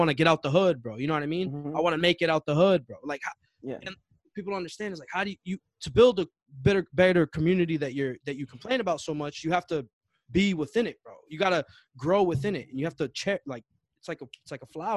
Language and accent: English; Chelsea, Massachusetts, United States; we all went to Chelsea High